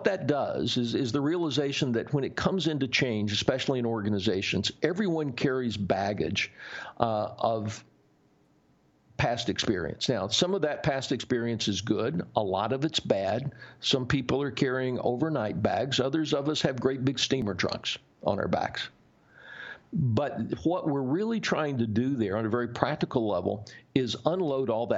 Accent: the South, United States; born or raised there

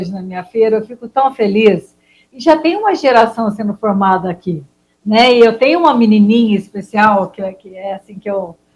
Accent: Poços de Caldas, Minas Gerais, Brazil; Sou de Poços, sulfurosíssima.

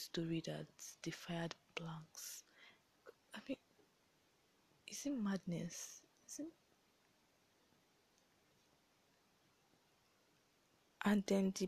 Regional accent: Nigeria; being a Nigerian and living in Nigeria

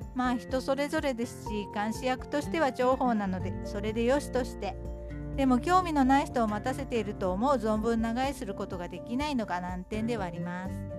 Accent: Kanagawa, Japan; moved away as an adult; also born or lived in Mito, Ibaraki / Hamamatsu, Shizuoka; 神奈川で育ったので鎌倉や逗子にはよく行きました

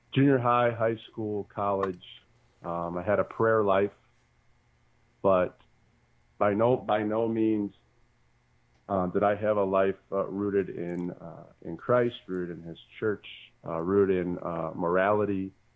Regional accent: Bedford, Michigan, United States; also born or lived in Muncie, Indiana; now in Sylvania, United States; born and raised in Bedford, Michigan

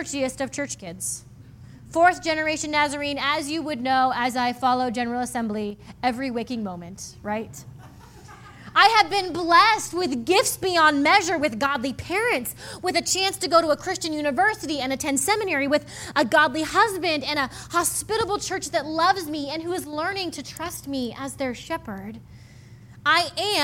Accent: Midwest, United States; I grew up in the Midwest

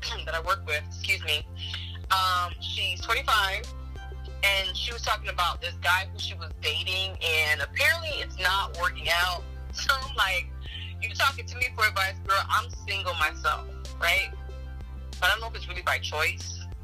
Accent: United States; I'm Nigerian American, so I'm born here. My parents are Nigerian

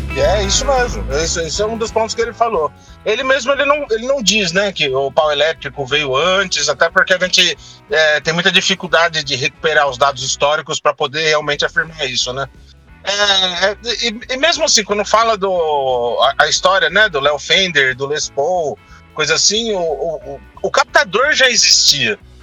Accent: Brazil; A gente, como brasileiro

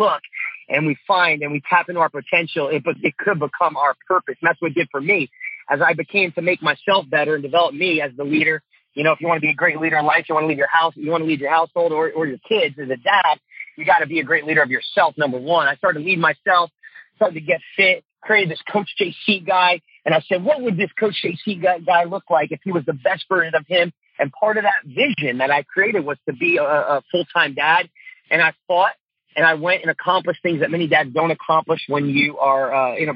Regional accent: New Jersey, United States; moved away as an adult; also born or lived in Tulsa, Oklahoma; growing up in Jersey

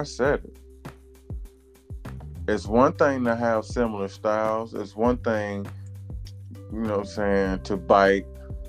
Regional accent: the South, United States; I'm from the South.

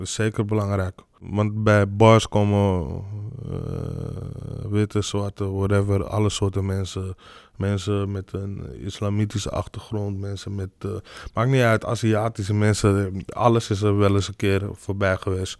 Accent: Amsterdam, North Holland, Netherlands; ik ben gewoon hier in Nederland geboren. Alleen ik ben gewoon anders opgegroeid dan de meeste autochtone Nederlanders. Omdat ik gewoon in een buurt ben opgegroeid waar niet zoveel autochtone Nederlanders woonden

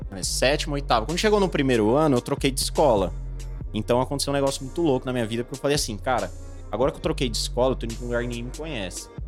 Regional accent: Osasco, São Paulo, Brazil; Sou de Osasco. É, vim aí de uma família

